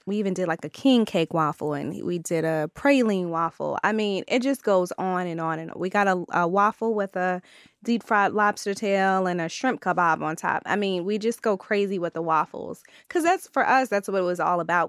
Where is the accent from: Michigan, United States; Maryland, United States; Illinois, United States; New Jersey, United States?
Maryland, United States; I'm from Maryland